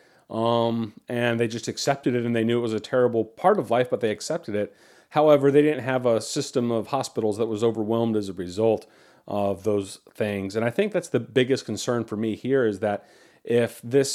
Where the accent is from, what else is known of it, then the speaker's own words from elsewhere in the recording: United States; as an American